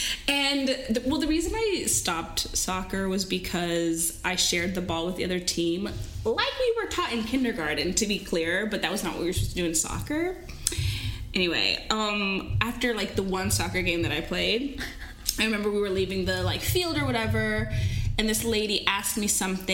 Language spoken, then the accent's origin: English; Portland, Oregon, United States; also born or lived in Texas / San Jose, California; But I was technically raised on the West Coast. {S3} Oh, where? {S4} San Jose, California, and Portland, Oregon.